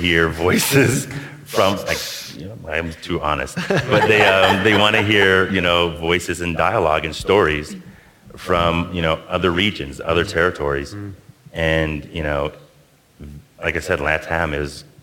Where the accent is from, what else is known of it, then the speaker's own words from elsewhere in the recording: Toronto, Ontario, Canada; moved away; I'm originally from Toronto.